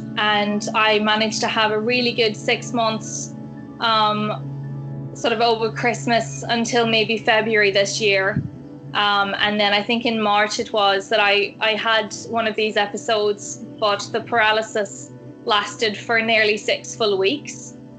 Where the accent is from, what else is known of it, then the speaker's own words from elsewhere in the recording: Australia; So I am actually Australian. So I think a lot of the cadence of my voice has changed.